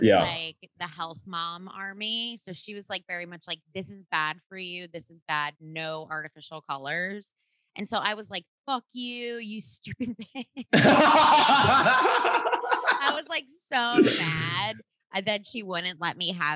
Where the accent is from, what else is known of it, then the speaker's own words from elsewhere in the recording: New Jersey, United States; I grew up in Jersey